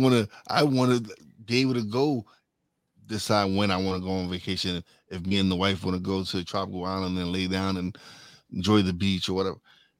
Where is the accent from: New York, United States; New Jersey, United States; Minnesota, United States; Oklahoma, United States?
New York, United States; Bronx; I'm a girl from the Bronx.